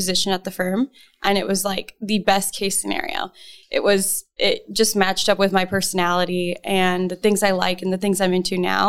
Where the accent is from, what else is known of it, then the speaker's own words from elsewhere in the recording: Arizona, United States; I am local, born and raised in Arizona